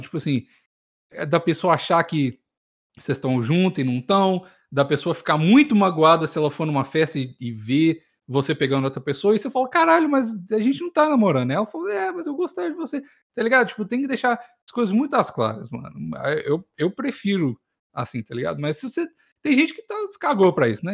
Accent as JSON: {"language": "Portuguese", "region": "Minas Gerais", "country": "Brazil"}